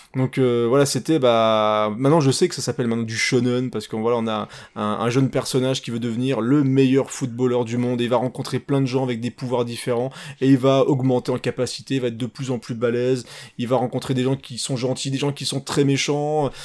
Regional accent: France; chez nous, en France

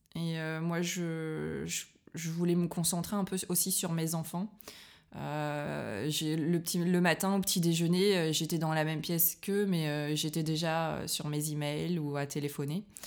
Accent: Liévin, Hauts-de-France, France; moved away as an adult; now in Berlin, Germany; je suis française, je viens du nord de la France.

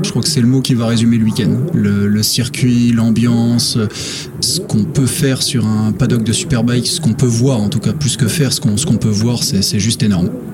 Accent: France; région d'où je viens, à côté de la Belgique

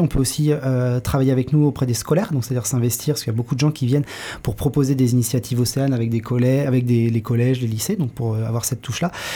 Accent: Saint-Nazaire, Pays de la Loire, France; moved away as an adult; also born or lived in Nantes; je suis né à Saint-Nazaire, donc sur la côte. J'ai grandi près de la mer.

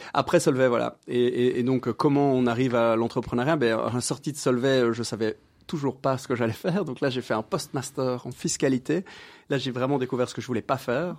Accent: Brussels, Brussels-Capital Region, Belgium; j'habite euh, plus ou moins Bruxelles depuis plus ou moins toujours

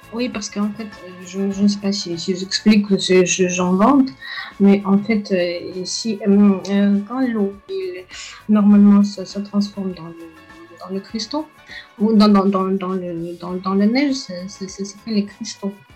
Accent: Russia; French is a second language; moved away; je suis, de la Russie

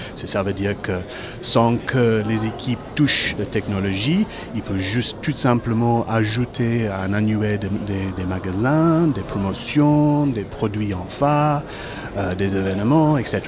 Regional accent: Cape Town, Western Cape, South Africa; French is a second language; now in Périgord, France; Je viens du Cap, en Afrique du Sud

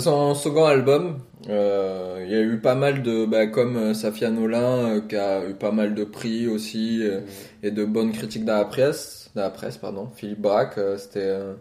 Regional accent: France; moved away; also born or lived in Iceland; je suis français

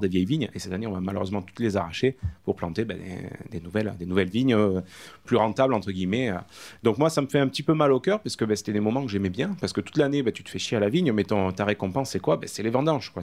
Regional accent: Caumont-sur-Durance, Provence-Alpes-Côte d'Azur, France; Donc tu as Comment-sur-Durance, mon village natal

